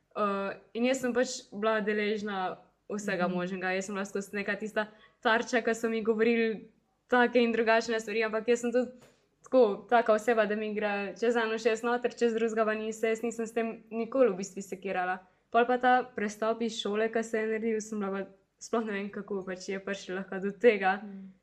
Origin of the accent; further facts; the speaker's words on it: Zagorje ob Savi, Slovenia; sem mogla priti iz Zagorja